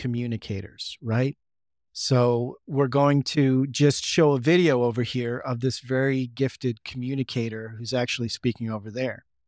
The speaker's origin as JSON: {"language": "English", "town": "San Diego", "region": "California", "country": "United States", "tie": "born or raised there", "moved": "yes", "lives_now": "Boise, United States", "said": "growing up in San Diego"}